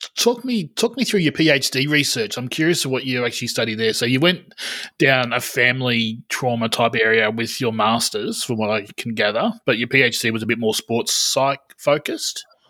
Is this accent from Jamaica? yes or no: no; Australia; as an Australian